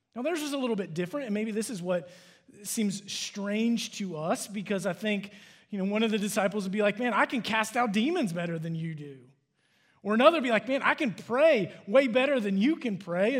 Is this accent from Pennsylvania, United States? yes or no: no; Cincinnati, Ohio, United States; now in Dallas, United States; I'm from Cincinnati